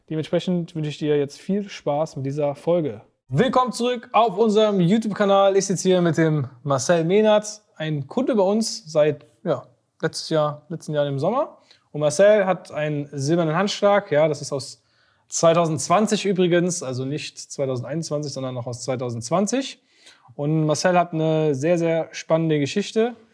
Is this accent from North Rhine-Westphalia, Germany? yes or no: yes; Bottrop, North Rhine-Westphalia, Germany; Ich komme aus Bottrop im Ruhrgebiet.